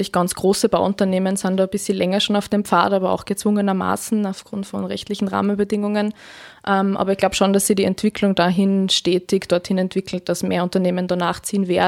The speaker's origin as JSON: {"language": "German", "town": "Freistadt", "region": "Upper Austria", "country": "Austria", "tie": "born there", "lives_now": "Linz, Austria", "said": "ich bin 26 Jahre alt, bin gebürtige Freistädterin, lebe aber jetzt schon seit einigen Jahren in Linz, studiumsbedingt"}